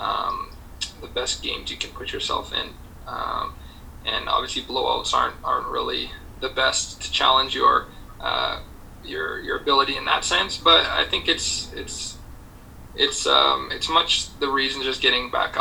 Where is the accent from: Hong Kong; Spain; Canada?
Canada; Edmonton, Alberta; moved away as an adult; I grew up in Edmonton